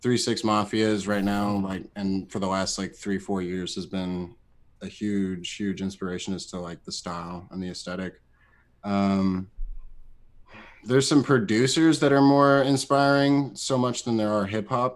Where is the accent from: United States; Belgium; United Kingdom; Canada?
United States; Columbia; born or raised there